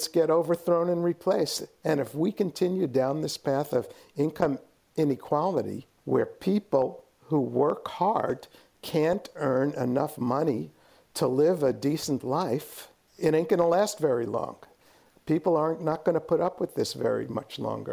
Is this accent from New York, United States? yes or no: yes; New York City, New York, United States; now in San Francisco Bay Area, United States; I grew up in New York City.